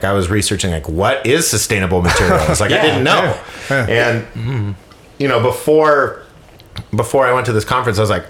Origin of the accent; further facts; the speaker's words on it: San Francisco, California, United States; moved away as an adult; now in Los Angeles, United States; I'm like, San Francisco.